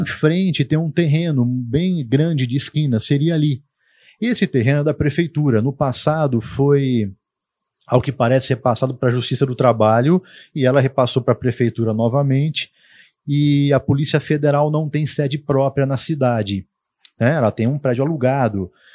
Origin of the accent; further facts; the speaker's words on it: Tupã, São Paulo, Brazil; accent: caipira; moved away as an adult; now in Marília, Brazil; eu, minhas irmãs, nascemos em Tupã, a gente foi criado em Tupã